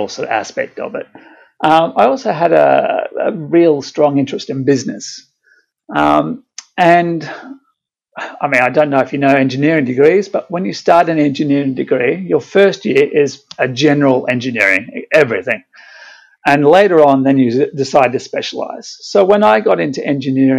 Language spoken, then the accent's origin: English; Brisbane, Queensland, Australia; I grew up in Brisbane, so I loved the bushwalking and things like that.